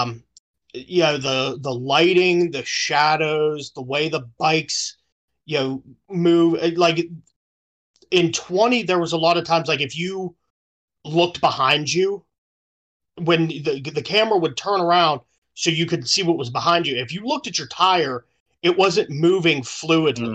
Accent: Pittsburgh, Pennsylvania, United States; I live in, I, I'm from Pittsburgh. We bleed black and yellow.

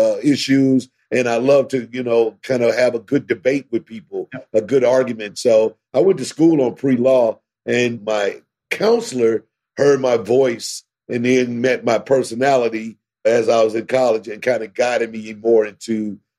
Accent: St. Louis, Missouri, United States; also born or lived in Caruthersville, Missouri; eventually moved to St. Louis when I was about 10 years old. And so grew up mainly high school years, everything from St. Louis

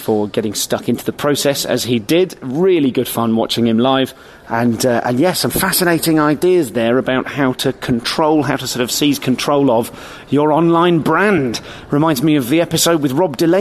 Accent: England, United Kingdom; an English person performing in Ireland

